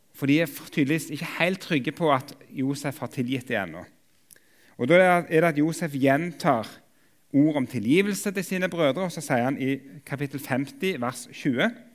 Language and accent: Norwegian; Jørpeland, Rogaland, Norway; now in Oslo, Norway; jeg kommer opprinnelig fra Jørpeland i Ryfylke